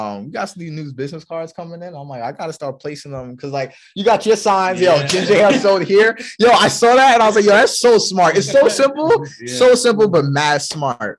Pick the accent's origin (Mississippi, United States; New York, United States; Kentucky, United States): New York, United States; now in Norfolk, United States; we're from New York